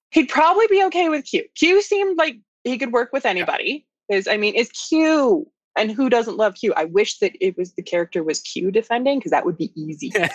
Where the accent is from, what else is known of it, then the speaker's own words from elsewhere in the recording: Canada; I'm Canadian